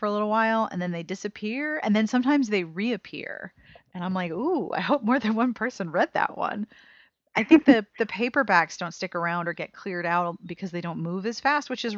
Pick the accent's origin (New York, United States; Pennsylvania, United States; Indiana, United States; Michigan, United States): Pennsylvania, United States; Pittsburgh; I grew up in a neighborhood where a lot of my friends in public school were Jewish, and that I was, the schools that I went to were partly drawing students from heavily Jewish neighborhoods in Pittsburgh